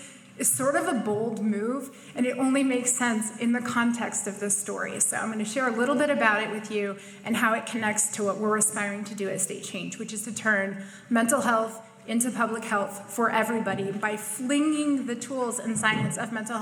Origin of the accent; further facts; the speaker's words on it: Lyndon, Vermont, United States; I grew up here in the Northeast Kingdom in Linden, Vermont.